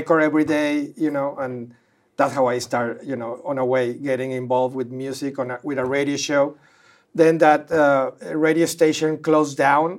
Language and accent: English; Monterrey, Nuevo León, Mexico; moved away as an adult; now in Los Angeles, United States